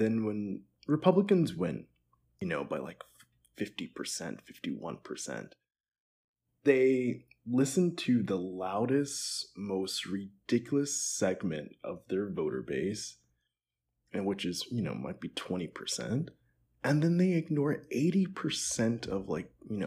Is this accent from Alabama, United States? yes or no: no; Pittsburgh, Pennsylvania, United States; moved away; also born or lived in New York; I'm from Pittsburgh, lived a bit in New York, and so definitely like a city boy through and through, East Coast guy.